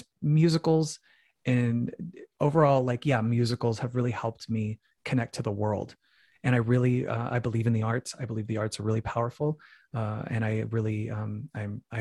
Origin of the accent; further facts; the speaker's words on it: Phoenix, Arizona, United States; I grew up in a very religious family. I'm from Phoenix, Arizona